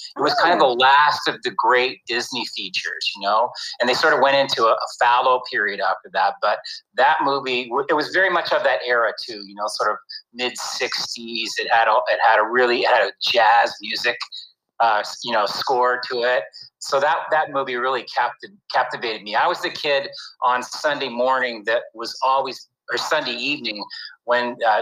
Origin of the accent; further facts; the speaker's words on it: Canada; moved away; I grew up in Canada